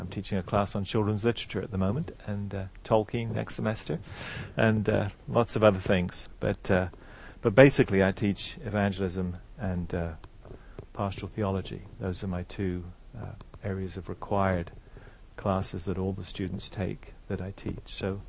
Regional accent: England, United Kingdom; I'm from England. You can still tell from my accent. I've got a bit of it left.

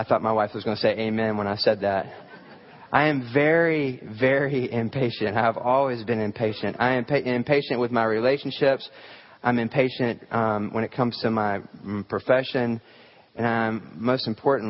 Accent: the South, United States; I grew up here in the South

